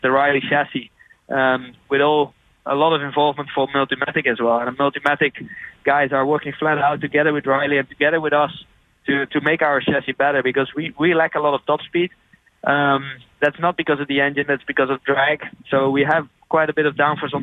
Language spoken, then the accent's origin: English; Netherlands; I'm from Holland